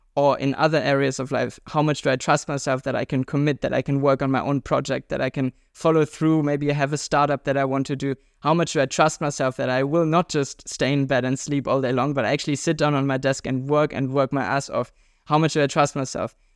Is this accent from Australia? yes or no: no; Germany; we Germans